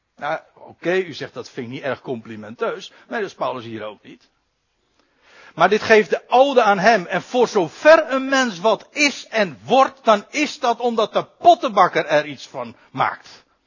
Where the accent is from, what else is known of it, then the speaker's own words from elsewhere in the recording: Netherlands; als Nederlanders